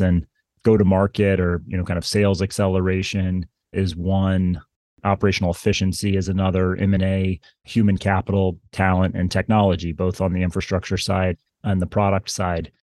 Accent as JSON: {"language": "English", "town": "Kansas City", "country": "United States", "tie": "born or raised there", "moved": "as an adult", "lives_now": "Princeton, United States", "said": "I grew up in Kansas City, as I mentioned, and my family would drive across the state of Kansas"}